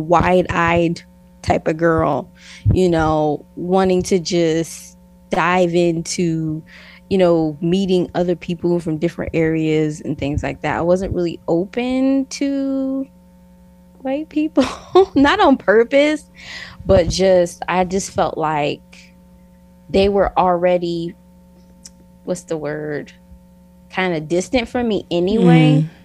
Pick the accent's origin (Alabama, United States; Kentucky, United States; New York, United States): New York, United States; also born or lived in Newark, New Jersey / Florida / Idaho; now in Utah, United States; and I am originally from New York. I was born in Newark, New Jersey. You know, I kind of hopped around like to different states. I lived in Florida, and then I moved to Idaho, and then I landed in Utah